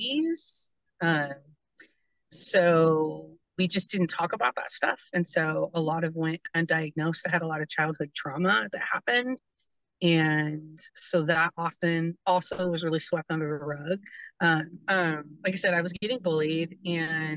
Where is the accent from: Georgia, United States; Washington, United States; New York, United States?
Washington, United States; Hoquiam; I grew up in Hoquiam, Aberdeen area